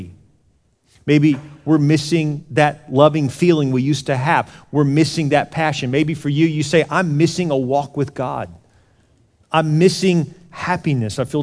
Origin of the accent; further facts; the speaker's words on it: Houston, Texas, United States; moved away; I grew up in Houston, South Houston. The first part of my life was down there right off of NASA Road 1